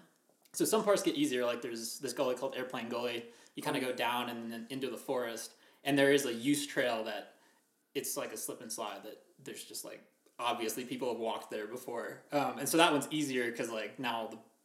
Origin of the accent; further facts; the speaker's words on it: Conifer, Colorado, United States; Colorado, yeah. I grew up in Conifer.